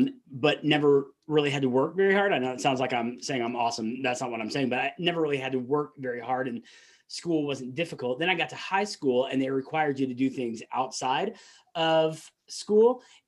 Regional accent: the South, United States; accent: Southern; And I might slip into my Southern accent every once in a while.

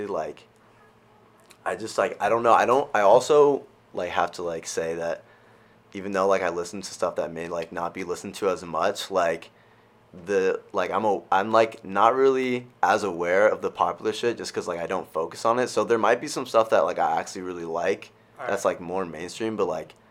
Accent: California, United States; moved away as an adult; I'm currently a second semester junior at Bentley, and I'm from California

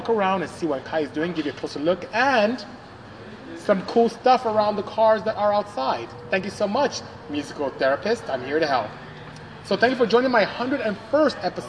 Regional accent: Nigeria; I'm from Nigeria

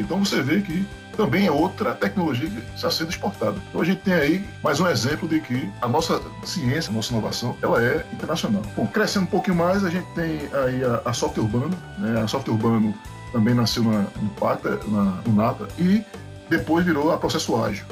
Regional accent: Pernambuco, Brazil; also born or lived in Bahia; now in Rio Grande do Norte, Brazil; Eu sou pernambucano, né? Desde pequeno.

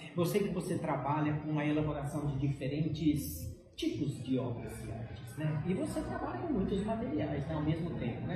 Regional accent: São Paulo, Brazil; Eu nasci em São Paulo

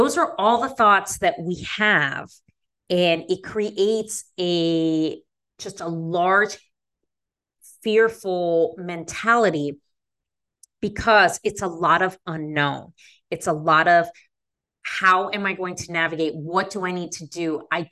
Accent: Las Vegas, Nevada, United States; now in Chicago, United States; I am not from the Midwest. I am a West Coast person. I grew up in Las Vegas

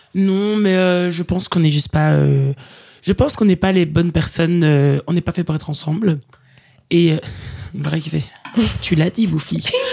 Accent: Liège, Wallonia, Belgium; moved away as an adult; now in Brussels, Belgium; originaire de la ville de Liège, mais maintenant je dis que je suis bruxelloise

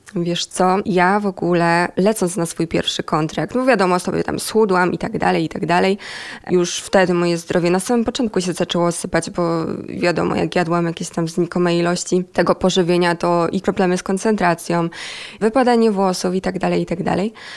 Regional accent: Myjomice, Poland; moved away as an adult; now in Warsaw, Poland; Ja w ogóle nie pochodzę z Warszawy, bo ja tutaj mieszkam od jakichś siedmiu miesięcy

